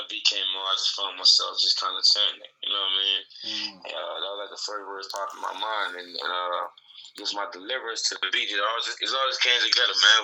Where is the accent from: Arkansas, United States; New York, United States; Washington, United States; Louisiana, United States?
Louisiana, United States; New Orleans; now in Atlanta, United States; I'm from New Orleans, Louisiana originally